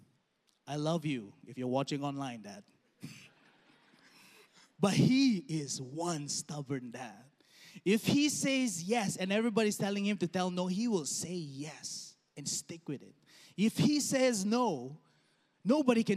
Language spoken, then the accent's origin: English; Dubai, United Arab Emirates; I grew up in Dubai